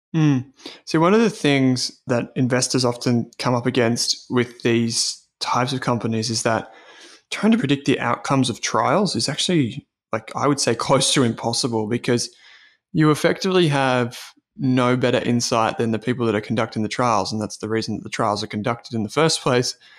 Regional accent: Australia; as Australian investors

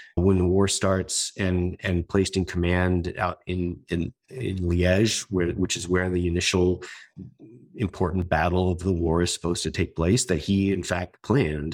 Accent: United States; as an American

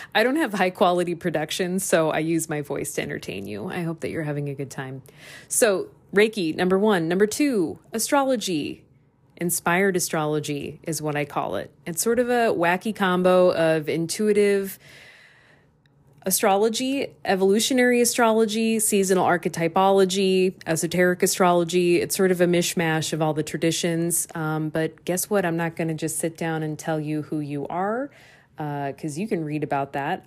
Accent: Des Moines, Iowa, United States; moved away; I'm doing a transformer residency in my hometown of Des Moines, Iowa

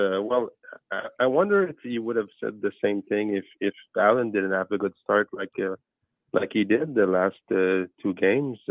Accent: Val-des-Monts, Quebec, Canada; accent: French; my French accent

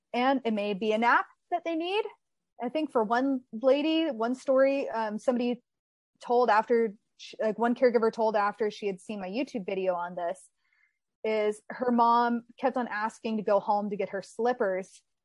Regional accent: Texas, United States; moved away as an adult; now in Southern California, United States; I grew up in Texas. I lived there my entire life and then I moved out here to California by myself.

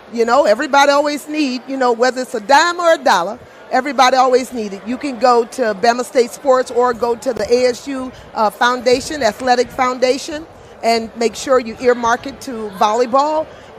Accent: Baton Rouge, Louisiana, United States; moved away; also born or lived in Colorado Springs, Colorado; I'm originally from Baton Rouge, Louisiana.

